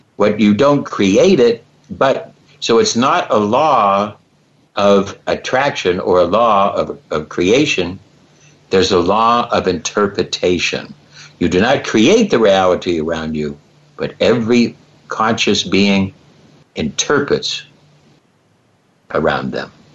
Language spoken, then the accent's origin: English; Cleveland, Ohio, United States; I love the Cleveland Browns because I'm from Cleveland